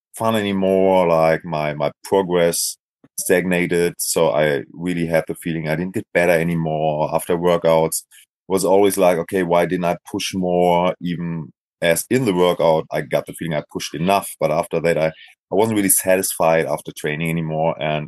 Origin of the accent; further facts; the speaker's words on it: Essen, North Rhine-Westphalia, Germany; I'm from Germany, Essen, so it's like a western part of Germany.